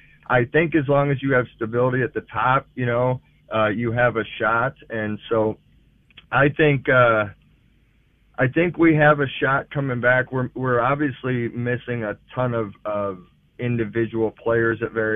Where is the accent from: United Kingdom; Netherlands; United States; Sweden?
United States; St. Louis, Missouri; growing up in St. Louis, I went to St. Louis University High School